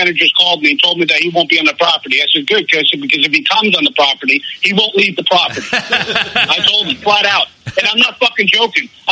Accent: New Jersey, United States; now in Florida, United States; I'm from Jersey and I'm Italian

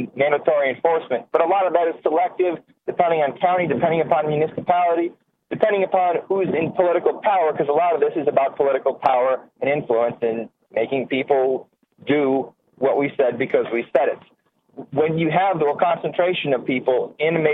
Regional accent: Agawam, Massachusetts, United States; moved away; I grew up in Agawam

